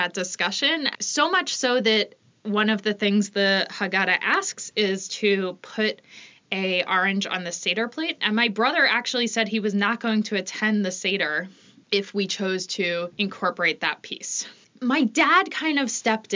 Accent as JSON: {"language": "English", "region": "New York", "country": "United States", "also_born_or_lived": "Boston", "moved": "yes", "lives_now": "Philadelphia, United States", "said": "I'm originally from New York and currently living in Philadelphia"}